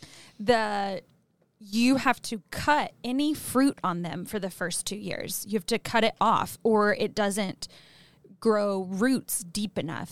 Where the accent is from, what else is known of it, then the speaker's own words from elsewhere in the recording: Arkansas, United States; moved away; I'm from Arkansas, which is a state in the South